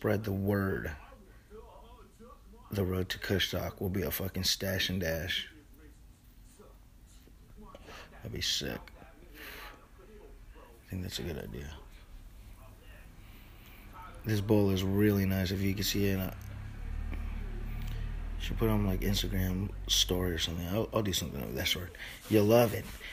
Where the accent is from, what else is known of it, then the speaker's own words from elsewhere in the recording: California, United States; I'm like a Californian. We some tropical people